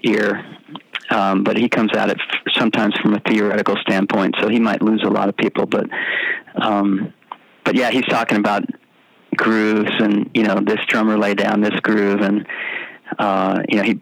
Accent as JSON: {"language": "English", "region": "suburb of New York City", "country": "United States", "tie": "born or raised there", "moved": "yes", "said": "I grew up in New York City the suburb of New York City"}